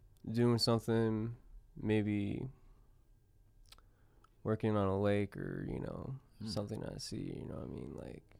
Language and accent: English; Arizona, United States; we're from Arizona. All we do is swim in pools.